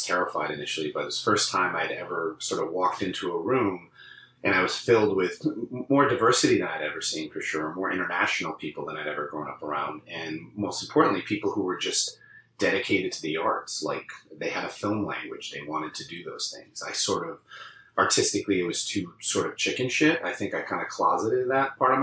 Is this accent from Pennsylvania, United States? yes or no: no; Londonderry, New Hampshire, United States; also born or lived in Long Island, New York / Ohio / New York City; in my formative years, I was raised in New Hampshire. So that's always what I consider where I grew up